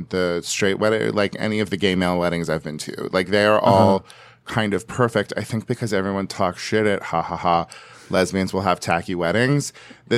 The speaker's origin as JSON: {"language": "English", "region": "West Coast", "country": "United States", "said": "I am from the West Coast, and these are our traditions."}